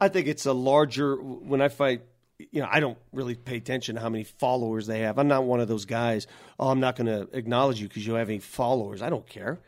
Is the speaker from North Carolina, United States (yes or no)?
no; Denver, Colorado, United States; English is a second language; also born or lived in Italy; I grew up in North Denver, and I grew up the son of immigrant